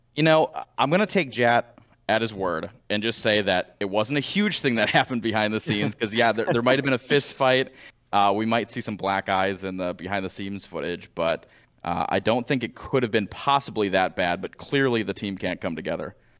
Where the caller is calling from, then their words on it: St. Louis, Missouri, United States; I'm calling from Saint Louis, Missouri